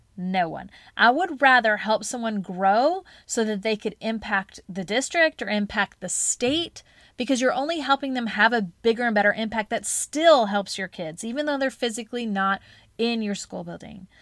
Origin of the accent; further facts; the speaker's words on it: Charlotte, North Carolina, United States; it was called Teach Charlotte, 'cause it was here in my hometown